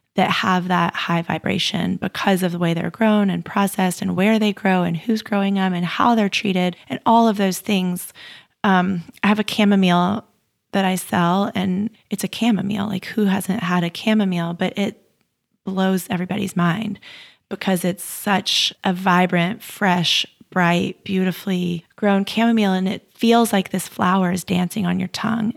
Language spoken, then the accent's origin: English; United States; I was growing up in the United States